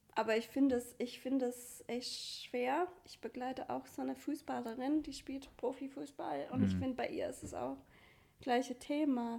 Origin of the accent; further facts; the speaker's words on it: Great Lakes, United States; German is a second language; moved away as an adult; also born or lived in Vienna, Austria; now in Freiburg, Germany; ich komme aus den USA